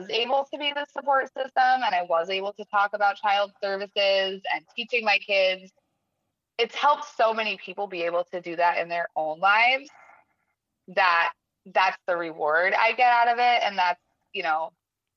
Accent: Connecticut, United States; moved away; also born or lived in California; I grew up in Connecticut

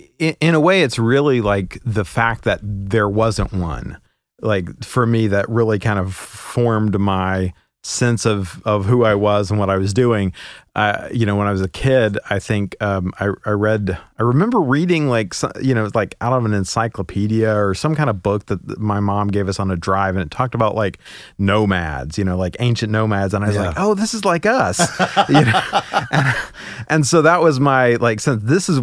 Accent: West Virginia, United States; born there; also born or lived in Oklahoma / Kentucky / Alabama / Oregon; And so I lived, I was born in West Virginia. I lived in Oklahoma, Kentucky, Alabama, Oregon, Washington, Ohio, bunches of places.

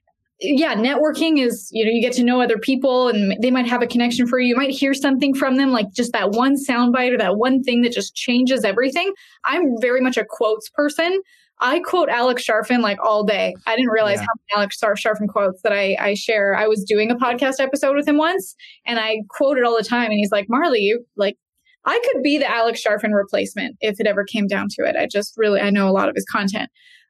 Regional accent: Canada; now in Boise, United States; The weather is great. It's a lot different than Canada. People make fun of my accent all the time.

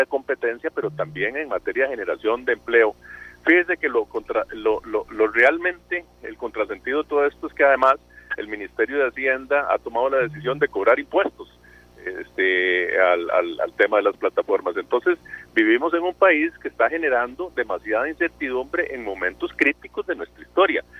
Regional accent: Costa Rica; Todos somos costarricenses

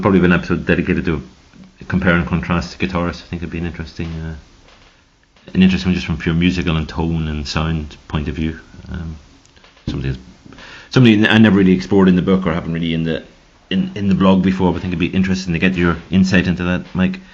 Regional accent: Ireland; now in Switzerland; I'm from Ireland

